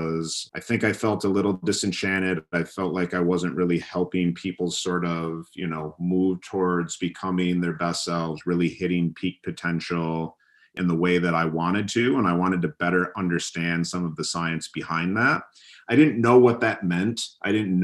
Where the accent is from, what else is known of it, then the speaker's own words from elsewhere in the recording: Michigan, United States; I grew up in Michigan, you know, a state in the Midwest of the U.S.